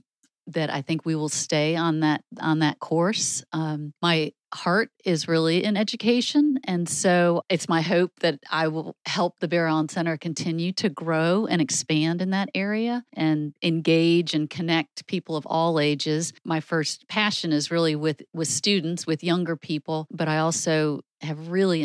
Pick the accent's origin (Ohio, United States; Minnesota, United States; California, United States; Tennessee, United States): Ohio, United States; Shaker Heights; David, I am not. I grew up primarily in Shaker Heights, Ohio.